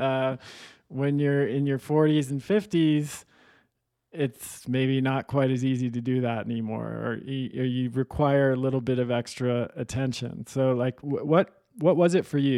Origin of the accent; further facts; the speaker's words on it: Manhattan Beach, California, United States; I grew up in Manhattan, in Southern California